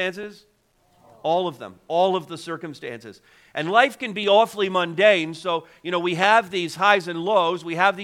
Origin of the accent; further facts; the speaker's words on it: Montreal, Quebec, Canada; now in Ontario, Canada; I was born in Montreal, so I'd have to make the trip back to Quebec